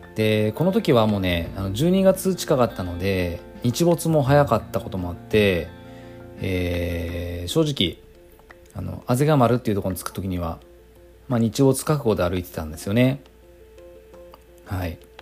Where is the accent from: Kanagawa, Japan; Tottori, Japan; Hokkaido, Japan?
Kanagawa, Japan; Tanzawa; 僕の地元、えー、ホームマウンテンでもある神奈川県丹沢